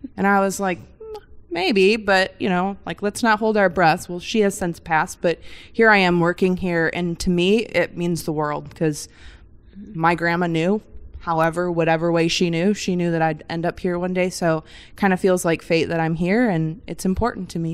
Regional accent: Michigan, United States; I grew up in Michigan, a little bit different, no ocean around me, but we grew up on the lakes

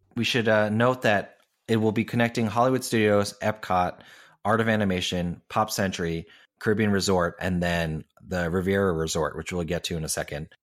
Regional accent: Hong Kong; moved away; I grew up in Hong Kong going to Ocean Park

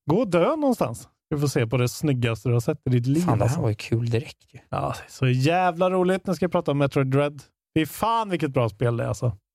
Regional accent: Karlstad, Värmland, Sweden; Men det är för att jag är från Karlstad också.

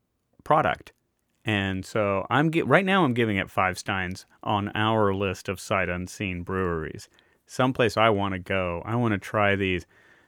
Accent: Deep South, United States; I grew up in the Deep South. And until I moved to Austin, Texas, in the 1980s, I had never had any beer that wasn't Bud or Miller or Pabst.

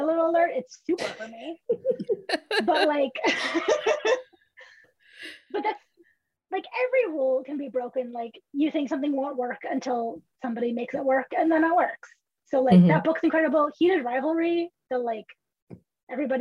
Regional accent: California, United States; I'm Californian

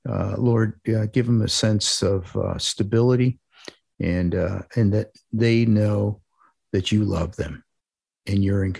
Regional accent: Parma, Ohio, United States; I grew up in a suburb of Cleveland called Parma.

